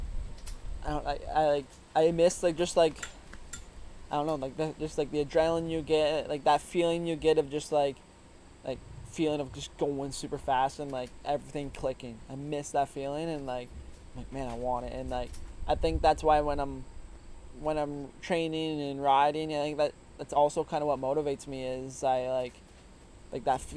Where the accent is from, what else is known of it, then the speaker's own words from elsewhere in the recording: Woodstock, Ontario, Canada; also born or lived in Simcoe, Ontario; I grew up in Woodstock, which is, like, the town you pull off of when you're heading to Gopher from the 401